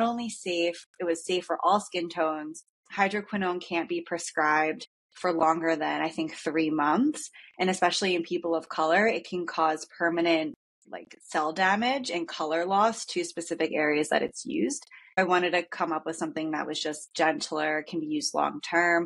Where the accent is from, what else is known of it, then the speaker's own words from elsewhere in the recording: Philadelphia, Pennsylvania, United States; moved away as an adult; also born or lived in Maine / Salt Lake City / San Diego; now in Carlsbad, United States; I'm from Philadelphia